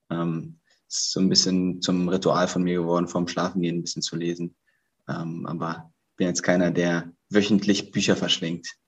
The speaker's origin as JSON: {"language": "German", "region": "Berlin", "country": "Germany", "tie": "born or raised there", "said": "melde mich gerade aus Berlin, aus meiner Heimatstadt"}